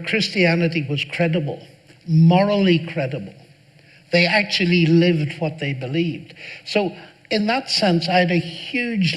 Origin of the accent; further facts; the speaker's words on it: Northern Ireland, United Kingdom; I grew up in Northern Ireland